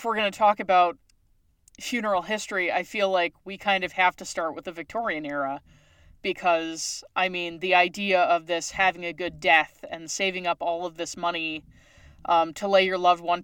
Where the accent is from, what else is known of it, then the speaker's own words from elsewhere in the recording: Newfoundland and Labrador, Canada; moved away; I'm originally from Newfoundland, Canada